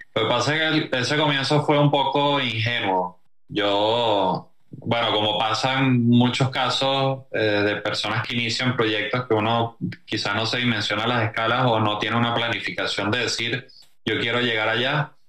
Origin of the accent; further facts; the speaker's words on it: Venezuela; moved away as an adult; ahí nos venimos por tierra desde Venezuela hasta acá